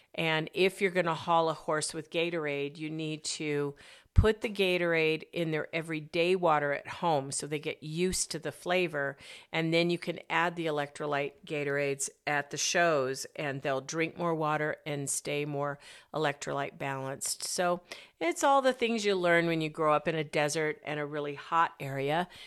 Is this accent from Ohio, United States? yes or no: no; Arizona, United States; moved away; also born or lived in Colorado; I grew up in Arizona